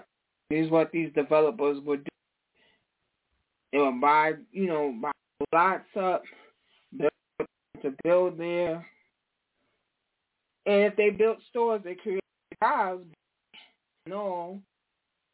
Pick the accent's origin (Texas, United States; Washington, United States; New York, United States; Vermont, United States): New York, United States; I'm from New York